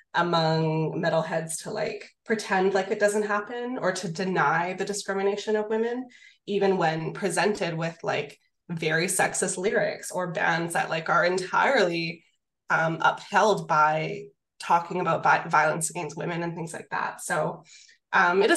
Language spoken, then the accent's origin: English; Canada; I'm Canadian